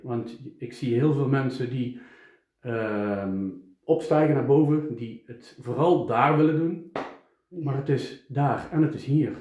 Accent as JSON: {"language": "Dutch", "town": "Eindhoven", "region": "North Brabant", "country": "Netherlands", "said": "ik kom uit Eindhoven"}